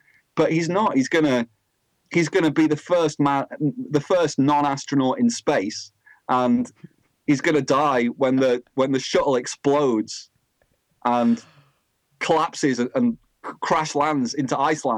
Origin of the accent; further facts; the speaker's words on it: Blackpool, North West England, United Kingdom; I'm from Blackpool, so I know loads of comedians